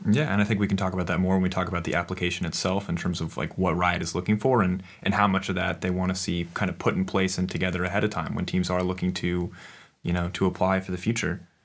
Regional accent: United States; as an American growing up

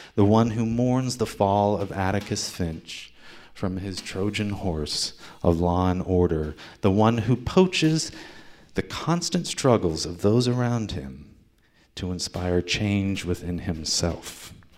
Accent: Ohio, United States; moved away; Ohio, my home state

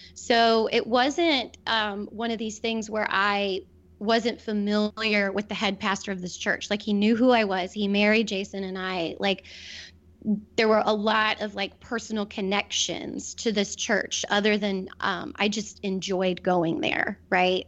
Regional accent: Wilmington, United States; moved away as an adult; also born or lived in Cleveland; Wilmington is my hometown

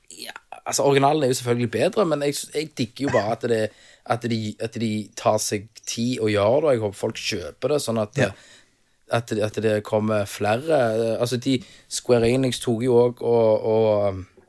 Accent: Stavanger, Rogaland, Norway; accent: Stavangersk

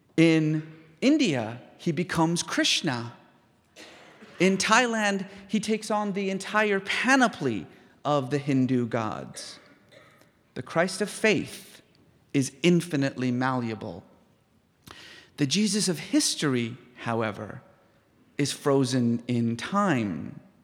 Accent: Iran; moved away; I was born in Iran

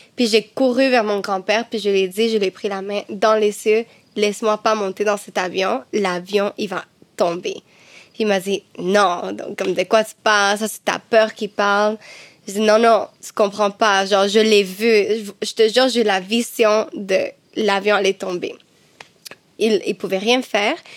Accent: Cuba; moved away; Chez moi, à Cuba, ma famille

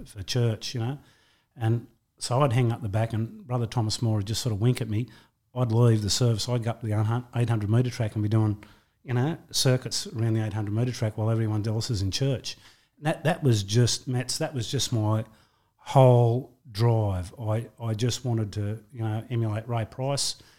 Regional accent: Wentworthville, New South Wales, Australia; I was born in Wentworthville, um, in, uh, August nineteen sixty-two. Uh, um, grew up there

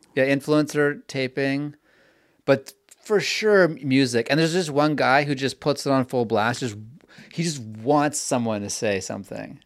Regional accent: Vancouver, British Columbia, Canada; also born or lived in New York; now in Los Angeles, United States; I'm from Vancouver

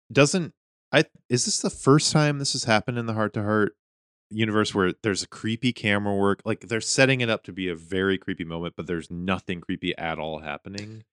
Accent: Whitefish, Montana, United States; moved away; my hometown, Whitefish, Montana

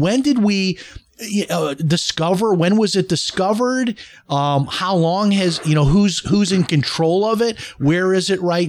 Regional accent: Chicago, Illinois, United States; Now, I'm trying to remember this, but I think when I was a child growing up in Chicago, that there was a time where you could go

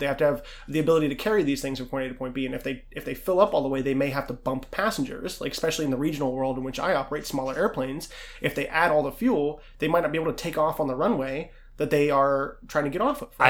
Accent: Pittsburgh, Pennsylvania, United States; I was born in Pittsburgh

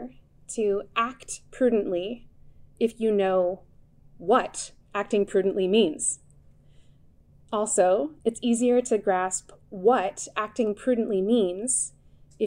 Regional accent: Connecticut, United States; I grew up in Connecticut

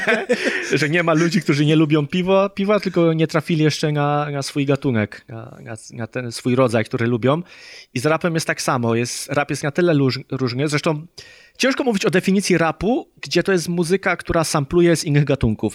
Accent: Poland; jestem z Polski i bliżej mi do problematyki Polaków

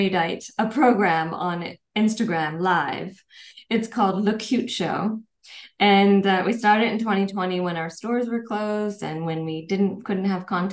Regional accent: Minnesota, United States; also born or lived in Paris, France; now in Los Angeles, United States; I grew up in Minnesota.

